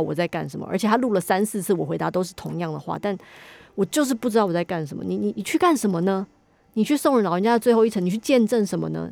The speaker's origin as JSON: {"language": "Chinese", "country": "Taiwan", "said": "我没有那个脸说我土生土长台湾人"}